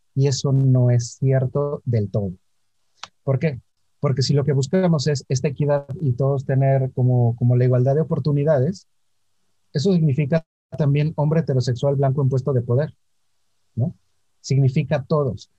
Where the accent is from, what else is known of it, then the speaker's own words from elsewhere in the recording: Orizaba, Veracruz, Mexico; Yo nací en Orizaba, Veracruz. Eh, es una ciudad muy pequeña, ahora es un pueblo mágico, en una familia